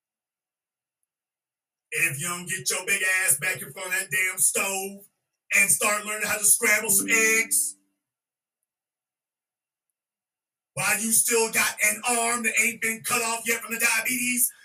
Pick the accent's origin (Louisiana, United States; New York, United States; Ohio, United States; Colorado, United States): Louisiana, United States; I'm from Louisiana